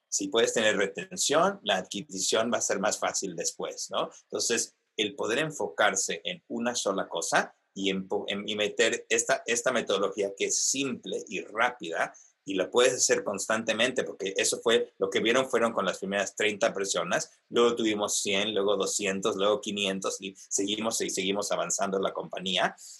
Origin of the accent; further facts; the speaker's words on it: Mexico City, Mexico; moved away; also born or lived in Argentina / United States; yo soy argentino originalmente, si se pueden imaginar, crecido en la Ciudad de México y luego en Estados Unidos